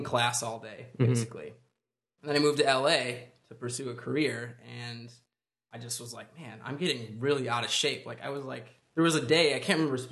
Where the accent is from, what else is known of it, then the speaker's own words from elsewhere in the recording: Michigan, United States; I grew up in Michigan